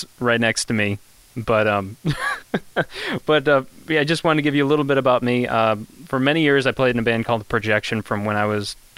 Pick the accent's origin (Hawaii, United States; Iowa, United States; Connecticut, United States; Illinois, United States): Illinois, United States; Kankakee; the Kankakee, Illinois area, which is my hometown area where I'm from